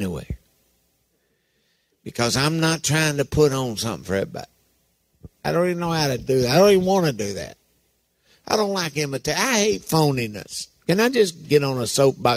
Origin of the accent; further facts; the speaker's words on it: Harlan County, Kentucky, United States; I was raised in Harlan County